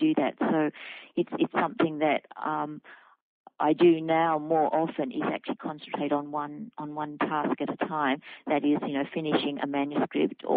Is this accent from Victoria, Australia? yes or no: no; Wiradjuri country, New South Wales, Australia; moved away; it happened in my hometown